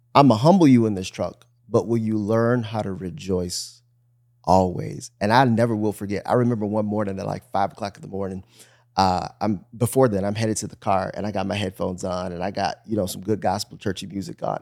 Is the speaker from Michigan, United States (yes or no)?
yes; Bloomfield, Michigan, United States; moved away; also born or lived in Miami; I grew up in Bloomfield, Michigan, which is super suburbia